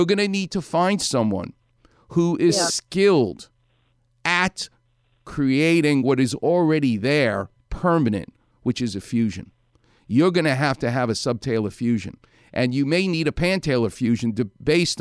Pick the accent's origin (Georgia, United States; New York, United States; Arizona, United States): New York, United States; New York City; a New Yorker like me. I'm from Far Rockaway.